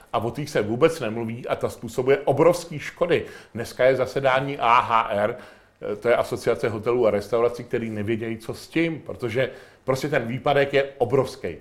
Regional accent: Chrudim, Pardubice Region, Czechia; já jsem z Chrudimi

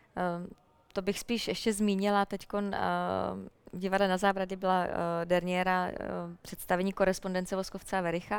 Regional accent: Jičín, Hradec Králové Region, Czechia; já jsem vyrůstala v Jičíně, v paneláku

